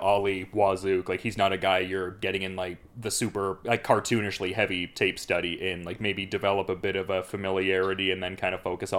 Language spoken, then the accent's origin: English; Oshawa, Ontario, Canada; fighting with Durham Fight Series in my hometown of Oshawa